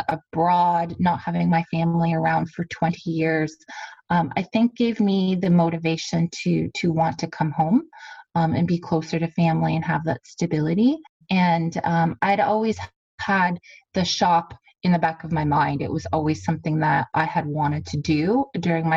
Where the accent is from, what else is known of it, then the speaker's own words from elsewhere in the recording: Kingsville, Ontario, Canada; I grew up on a family farm growing up in Kingsville in the Leamington area